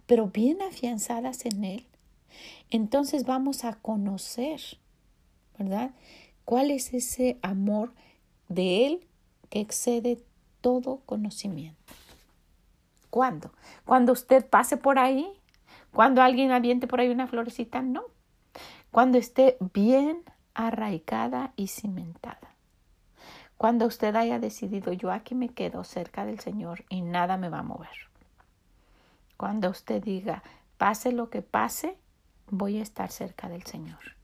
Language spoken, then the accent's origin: Spanish; Mexico; moved away as an adult; now in United States; esa era mi ciudad. Estaba ahí, estaban mis raíces, yo estaba cimentada ahí y, tengo tanto cariño y hemos querido que los niños sepan que somos de México